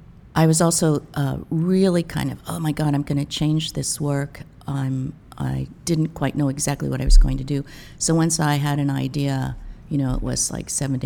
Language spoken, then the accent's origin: English; Nebraska, United States; also born or lived in Colorado; now in New York City, United States; I grew up in Nebraska.